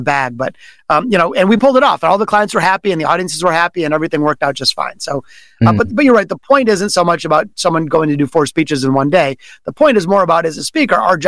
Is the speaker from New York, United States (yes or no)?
no; Detroit, Michigan, United States; it was here in Detroit in my hometown